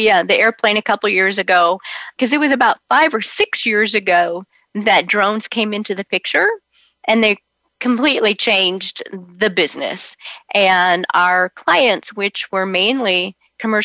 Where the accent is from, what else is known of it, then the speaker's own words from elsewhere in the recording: Orange County, California, United States; moved away as an adult; also born or lived in Arizona; I'm actually a California girl, and I grew up in Orange County.